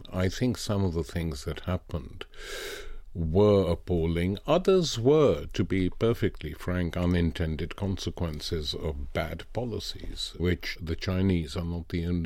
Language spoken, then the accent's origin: English; Lahore, Punjab, Pakistan; Growing up in Asia as I was, my first memory of going to a political event was the May Day meeting in Lahore organized by trade unions and the left in 1949